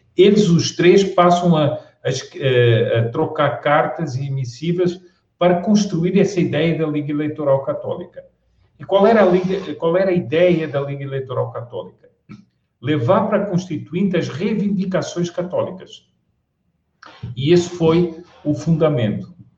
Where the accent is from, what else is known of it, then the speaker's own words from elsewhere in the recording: Portugal; moved away as an adult; also born or lived in Spain; now in Brazil; eu sou português, é, mas e há muitos anos que vivo no Brasil